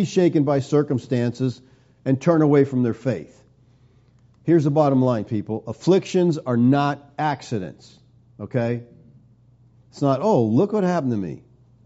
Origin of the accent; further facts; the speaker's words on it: United States; we're American Christians